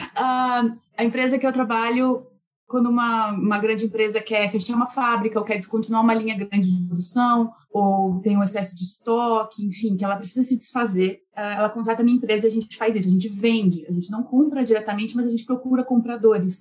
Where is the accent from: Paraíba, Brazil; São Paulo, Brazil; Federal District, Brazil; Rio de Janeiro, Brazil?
São Paulo, Brazil; Campinas; moved away as an adult; nós somos de Campinas, interior de São Paulo, do Brasil